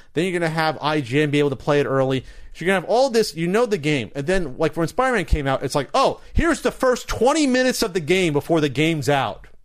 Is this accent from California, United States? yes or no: no; New Jersey, United States; New Jersey, my home state.